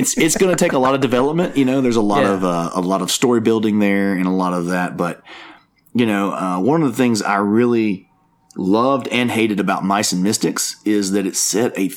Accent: Tuscaloosa, Alabama, United States; I'm from Tuscaloosa, and so our city is called the Druid City. It is based off the huge oak trees that we have here.

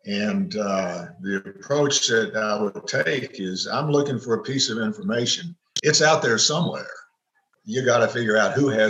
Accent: East Tennessee, United States; also born or lived in Eastern Kentucky; I'm from East Tennessee

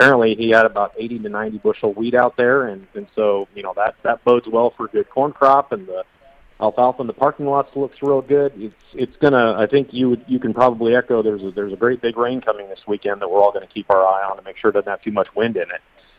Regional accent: Iowa, United States; I grew up in Central Iowa, so I've got a lot of friends out there

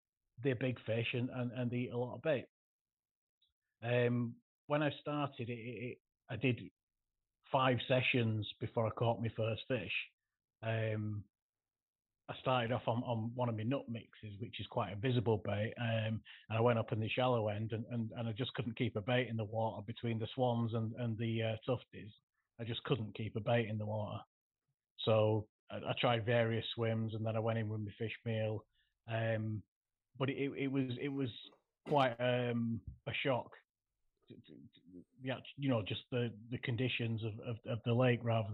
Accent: Bolton, North West England, United Kingdom; I'm from Bolton in the northwest, which is not the best place in the country for big carp

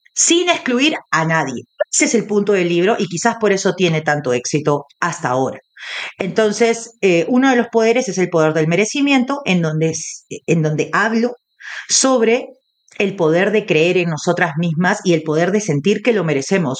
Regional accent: Peru; como latina y como peruana

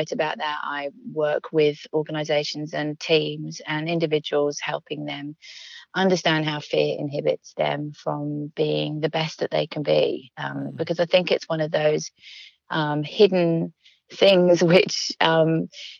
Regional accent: London, United Kingdom; also born or lived in Manchester; I grew up in London

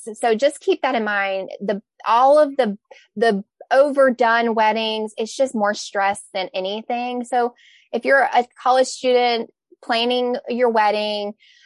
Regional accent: the South, United States; I'm from the South

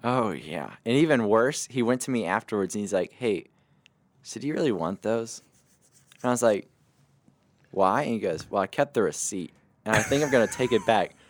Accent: Mauriceville, Texas, United States; I grew up in Mauriceville, Texas

